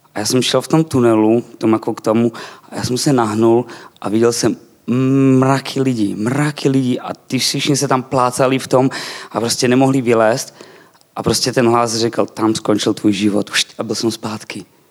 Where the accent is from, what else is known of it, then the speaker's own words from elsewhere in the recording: eastern Slovakia, Slovakia; Czech is a second language; now in Czech Republic; Narodil jsem se na Slovensku, ale budem česky s váma